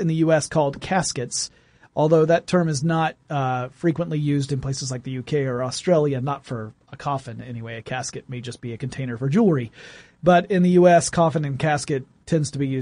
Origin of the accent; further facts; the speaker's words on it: small town in Georgia, United States; the big one in my hometown, the Strickland Funeral Home